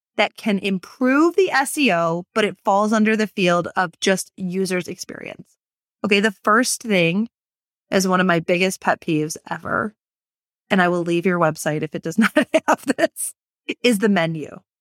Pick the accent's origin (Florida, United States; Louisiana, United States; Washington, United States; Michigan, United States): Michigan, United States; moved away; my home state of Michigan